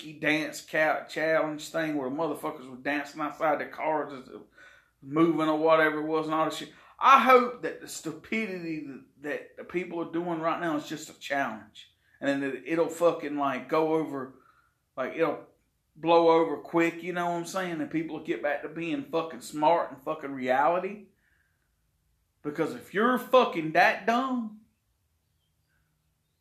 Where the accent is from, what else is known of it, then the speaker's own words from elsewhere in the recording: Chesterfield, South Carolina, United States; my hometown of Chesterfield